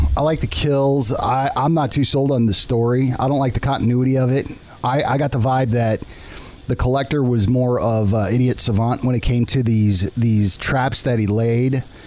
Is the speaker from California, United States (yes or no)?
yes; San Diego, California, United States; moved away; I'm from San Diego